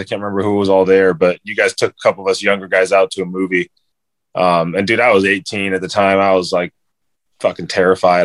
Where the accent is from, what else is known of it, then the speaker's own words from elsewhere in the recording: San Diego, California, United States; I'm from San Diego